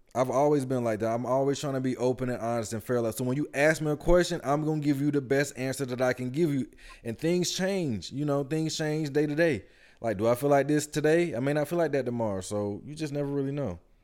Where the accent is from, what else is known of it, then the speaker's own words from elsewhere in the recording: Atlanta, Georgia, United States; we're from Atlanta